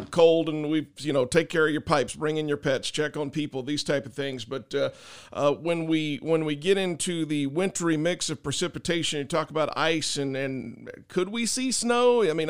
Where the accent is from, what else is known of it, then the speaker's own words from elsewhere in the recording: Tilden, Texas, United States; moved away; I'm from Tilden. My parents live in Tilden